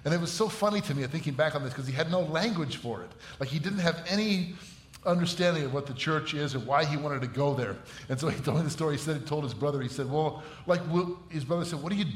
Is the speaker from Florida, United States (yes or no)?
no; Batavia, Illinois, United States; volunteering as a high school football coach in my hometown, Batavia